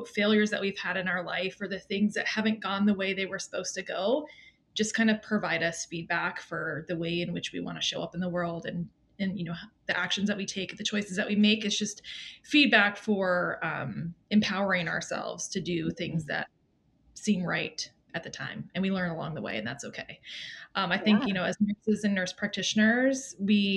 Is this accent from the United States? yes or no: yes; Maine, United States; I'm from Maine, which is beautiful this time of year